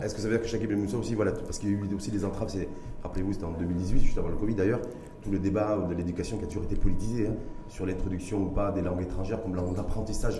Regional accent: Morocco; chez nous au Maroc

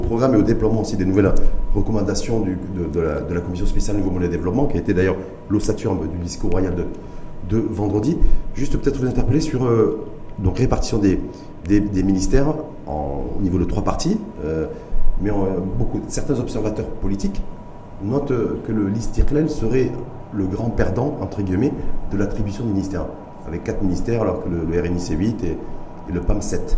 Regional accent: Morocco; chez nous au Maroc

